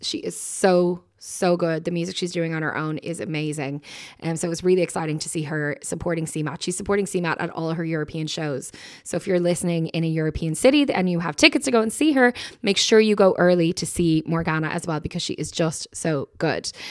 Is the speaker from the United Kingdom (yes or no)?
no; Dublin, Leinster, Ireland; I said, "Ireland." And, uh, she said, "Where in Ireland?" And I said, "Dublin."